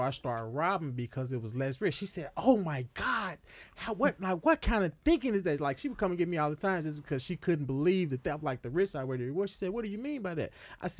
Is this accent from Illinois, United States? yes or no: yes; Chicago, Illinois, United States; Now, I had a long list of charges because when I came from Chicago, you know, we sold drugs on the street.